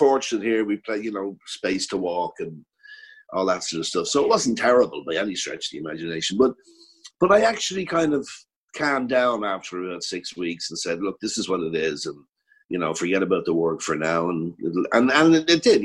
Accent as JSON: {"language": "English", "country": "Ireland", "accent": "Irish", "said": "I didn't have an Irish accent"}